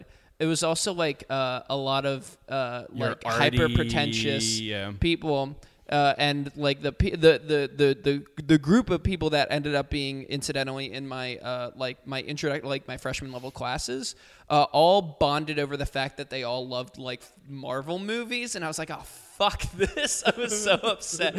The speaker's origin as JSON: {"language": "English", "region": "New Jersey", "country": "United States", "tie": "born or raised there", "said": "I grew up in New Jersey"}